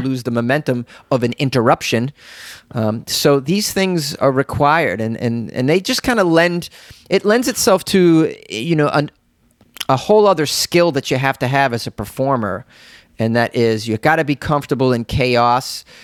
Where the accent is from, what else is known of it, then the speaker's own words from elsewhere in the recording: Boston, Massachusetts, United States; I'm a guy from Boston. Yeah, well, there's a million of us from Boston